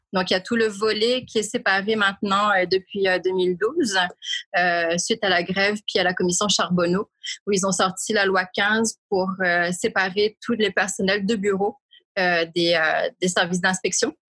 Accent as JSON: {"language": "French", "country": "Réunion", "tie": "born or raised there", "moved": "as an adult", "lives_now": "Montreal, Canada", "said": "je suis originaire de l'île de la Réunion, qui est un département français situé dans l'océan Indien. Ça fait 21 ans cette année que je vis à Montréal."}